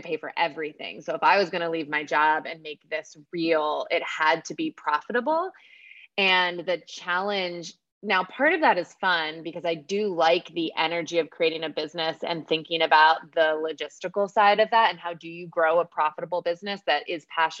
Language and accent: English; Pennsylvania, United States; moved away as an adult; also born or lived in Washington, D.C.; now in North Carolina, United States; we were raised in Pennsylvania.